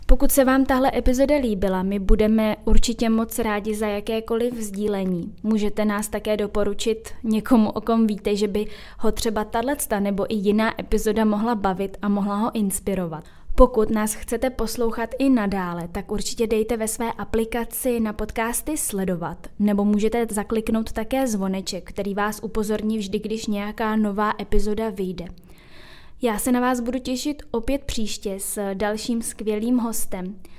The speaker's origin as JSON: {"language": "Czech", "town": "Děčín", "region": "Ústí nad Labem Region", "country": "Czechia", "said": "u nás v Děčíně se jede závod Winterman"}